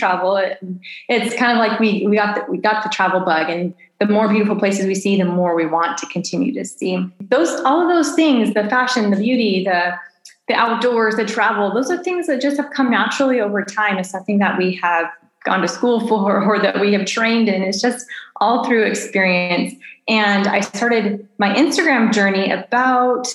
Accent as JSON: {"language": "English", "region": "Southern California", "country": "United States", "tie": "born or raised there", "also_born_or_lived": "Phoenix, Arizona / New Zealand / Southern Italy", "moved": "as an adult", "lives_now": "Italy", "said": "I was born and raised in Southern California, but we raised our kids most of their life in Phoenix, Arizona"}